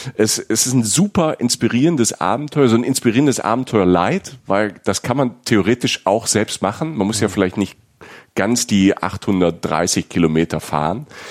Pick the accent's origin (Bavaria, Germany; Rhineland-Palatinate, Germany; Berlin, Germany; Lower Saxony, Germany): Rhineland-Palatinate, Germany; ich komme also ich komme aus der Pfalz. Bei uns auf dem Dorf